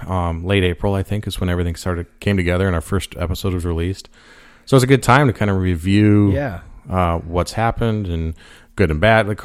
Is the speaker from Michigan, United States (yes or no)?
no; Colorado, United States; And I'm from Colorado and it's very cold there.